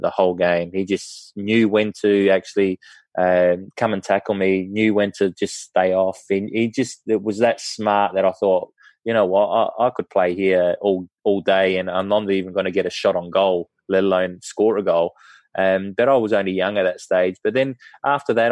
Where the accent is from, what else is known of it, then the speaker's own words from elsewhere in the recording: Australia; being Australian